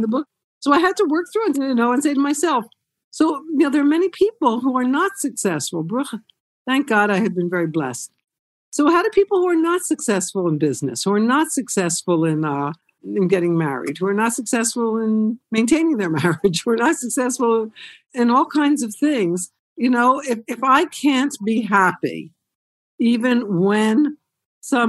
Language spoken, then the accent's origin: English; Haddonfield, New Jersey, United States; moved away as an adult; also born or lived in Camden, New Jersey; we moved out to a different suburb than Cherry Hill. It was called Haddonfield, and not a whole lot of Jews, but I grew up there.